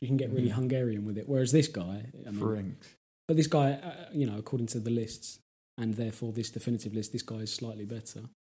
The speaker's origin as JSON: {"language": "English", "region": "England", "country": "United Kingdom", "said": "as an Englishman."}